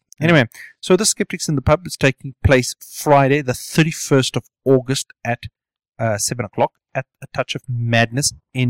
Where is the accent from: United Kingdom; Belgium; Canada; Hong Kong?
United Kingdom; South East England; I come from Hampshire.